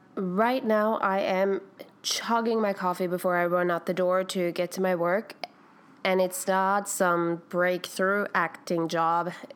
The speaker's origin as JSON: {"language": "English", "country": "Iceland", "moved": "as an adult", "lives_now": "New York, United States", "said": "I'm from Iceland."}